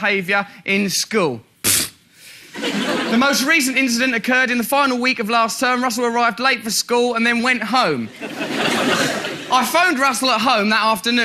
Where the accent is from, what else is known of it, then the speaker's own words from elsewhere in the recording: England, United Kingdom; I am English!